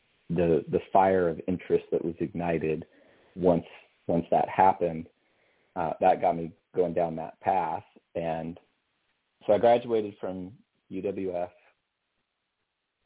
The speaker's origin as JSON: {"language": "English", "region": "Colorado", "country": "United States", "tie": "born or raised there", "also_born_or_lived": "Pensacola, Florida", "moved": "as an adult", "said": "I was raised in Colorado, and coming out of high school, I started at a little engineering college called the Colorado School of Mines"}